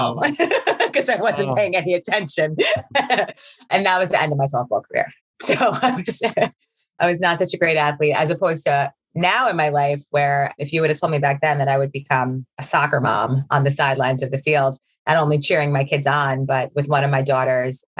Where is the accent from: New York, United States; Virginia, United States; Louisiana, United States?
New York, United States; Baldwin; also born or lived in Long Beach; now in Jericho, United States; I grew up in a town on the South Shore of Long Island. It's called Baldwin